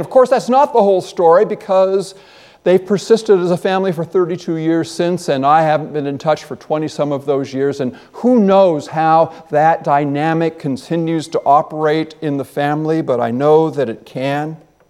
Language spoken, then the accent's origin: English; Washington, United States; And moved down to Washington, and that's why I'm an American, apparently.